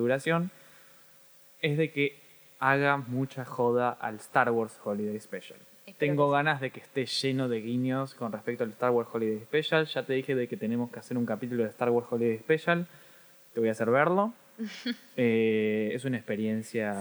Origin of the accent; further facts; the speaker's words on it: Argentina; soy argentino